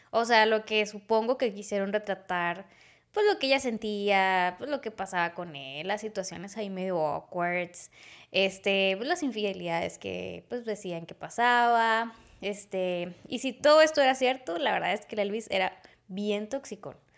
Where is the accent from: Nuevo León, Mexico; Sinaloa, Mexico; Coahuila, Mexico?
Nuevo León, Mexico; Monterrey; los regios